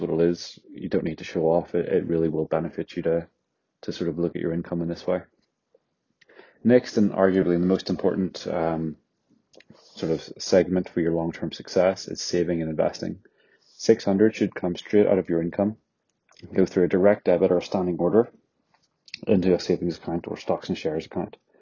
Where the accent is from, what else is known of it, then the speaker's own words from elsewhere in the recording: Northern Ireland, United Kingdom; accent: Northern Irish; now in London, United Kingdom; my accent is from Northern Ireland